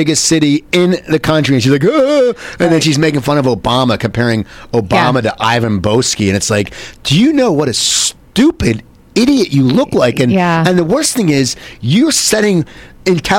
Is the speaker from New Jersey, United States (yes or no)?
yes; Cherry Hill, New Jersey, United States; moved away; I grew up in South Jersey, Cherry Hill, New Jersey, 10 minutes from Philadelphia